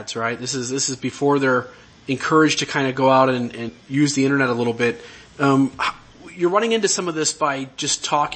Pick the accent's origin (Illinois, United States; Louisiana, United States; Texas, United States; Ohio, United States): Ohio, United States; I'm from Ohio